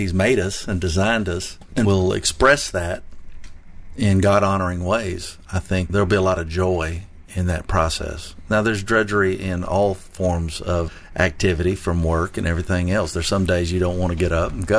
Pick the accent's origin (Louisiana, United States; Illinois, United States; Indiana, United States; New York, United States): Louisiana, United States; New Orleans; also born or lived in Texas; now in Tennessee, United States; I was born in Texas and raised in New Orleans, Louisiana